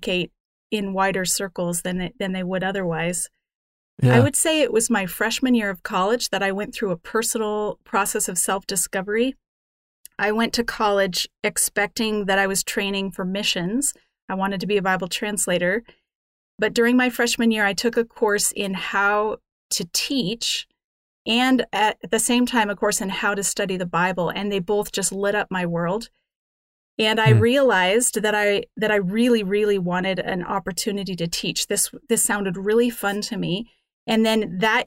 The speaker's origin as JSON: {"language": "English", "town": "Denver", "region": "Colorado", "country": "United States", "tie": "born or raised there", "moved": "as an adult", "lives_now": "Canada", "said": "I grew up in Denver, Colorado"}